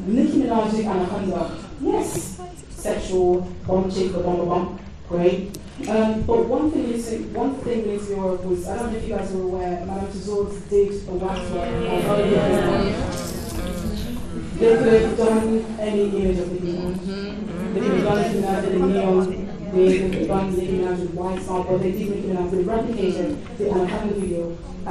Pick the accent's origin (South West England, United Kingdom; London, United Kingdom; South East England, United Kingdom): London, United Kingdom; accent: London; my London accent